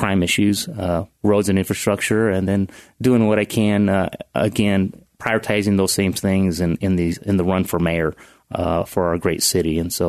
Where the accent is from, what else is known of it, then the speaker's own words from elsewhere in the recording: Strathmore, California, United States; also born or lived in Texas, United States; I was born in Texas, but only lived there for about 2 years, and then they finally settled in Central California, small town, agriculture of about 3,000 people, Strathmore. Sure. So I was raised there my entire life, essentially.